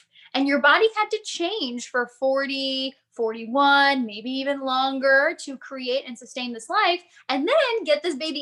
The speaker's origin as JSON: {"language": "English", "town": "Chicago", "region": "Illinois", "country": "United States", "tie": "born or raised there", "also_born_or_lived": "Phoenix", "moved": "yes", "lives_now": "Connecticut, United States", "said": "I grew up in Chicago, so I spent a lot of time there"}